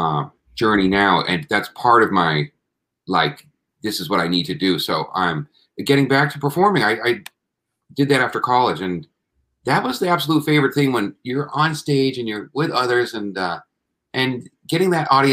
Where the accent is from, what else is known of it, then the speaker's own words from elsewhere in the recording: Plymouth, Massachusetts, United States; also born or lived in New York City; I was born in New York City, first 5 years there, and then the family moved to Massachusetts. And so I grew up in Plymouth, Mass, an hour south of Boston.